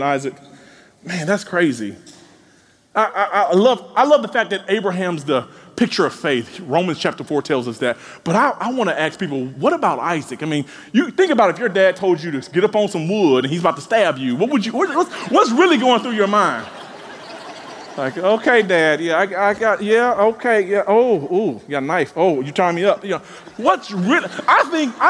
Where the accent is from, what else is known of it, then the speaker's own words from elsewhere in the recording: Mississippi, United States; growing up in Mississippi